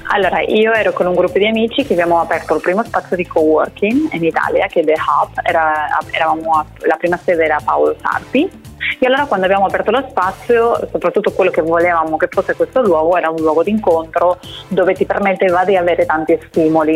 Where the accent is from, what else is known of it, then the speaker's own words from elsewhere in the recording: Spain; now in Italy; io da spagnola